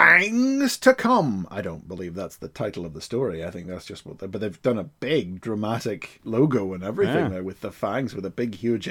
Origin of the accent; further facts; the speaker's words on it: Ireland; I'm not British, but I'm Irish